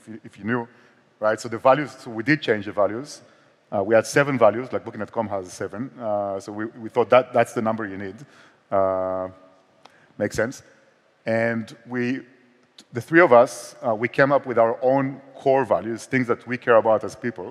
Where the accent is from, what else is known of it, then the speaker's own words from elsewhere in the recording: Israel; accent: Israeli; also born or lived in Barcelona; more like Israeli accent